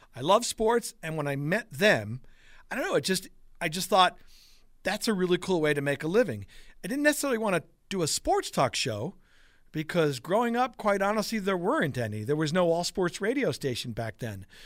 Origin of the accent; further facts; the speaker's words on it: Long Island, New York, United States; moved away as an adult; also born or lived in Brooklyn / Buffalo; now in Western New York, United States; I was born in Brooklyn, raised on Long Island